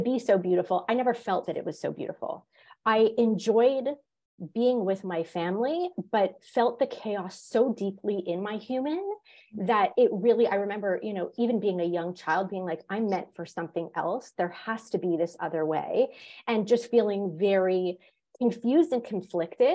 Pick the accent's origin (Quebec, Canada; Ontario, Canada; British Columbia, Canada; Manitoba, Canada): Quebec, Canada; Montreal; moved away; also born or lived in Florida / Georgia; I grew up in Montreal